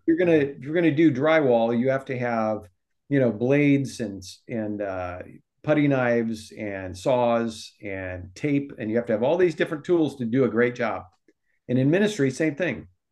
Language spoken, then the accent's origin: English; Omaha, Nebraska, United States; moved away as an adult; also born or lived in Texas / California; now in Sacramento, United States; I personally was born and raised in Nebraska.